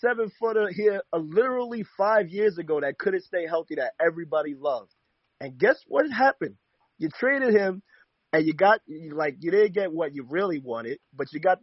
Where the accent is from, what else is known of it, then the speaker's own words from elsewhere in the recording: New York City, New York, United States; I'm from Shaolin